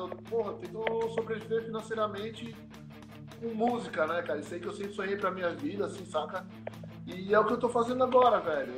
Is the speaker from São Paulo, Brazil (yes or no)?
no; Belém, Pará, Brazil; moved away; eu nasci em Belém do Pará, tá ligado? Eu sou lá do Norte